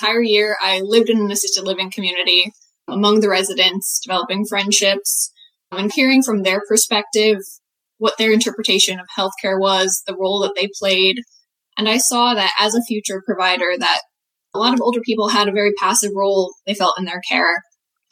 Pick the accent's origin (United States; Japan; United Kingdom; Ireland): United States; New Milford, Connecticut; I'm from Connecticut, New Milford, small town in Western Connecticut.